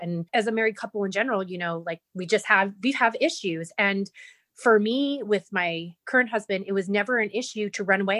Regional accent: Las Vegas, Nevada, United States; also born or lived in California; my mom sent me away to live here in Vegas with my dad and my grandmother. And um, I think I was six years old, maybe seven and um, I've been here ever since.

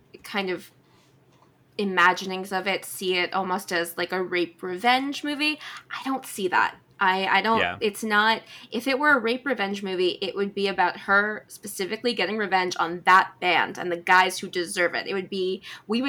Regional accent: New York, United States; I'm from New York. I grew up in New York.

